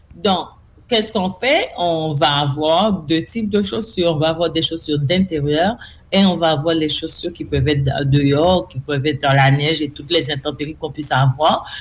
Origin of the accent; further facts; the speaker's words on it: Haiti; je suis d'Haïti